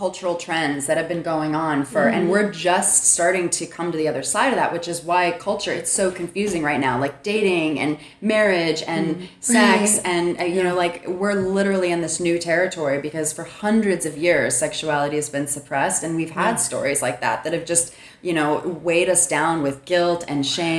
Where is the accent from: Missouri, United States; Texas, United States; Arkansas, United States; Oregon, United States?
Texas, United States; now in Los Angeles, United States; growing up in Texas, living in a city like